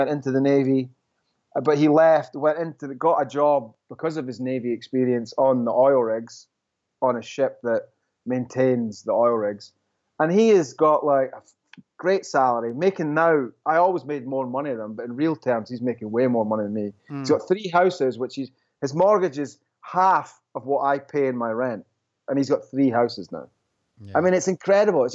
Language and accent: English; Scotland, United Kingdom; now in New York, United States; I'm Scottish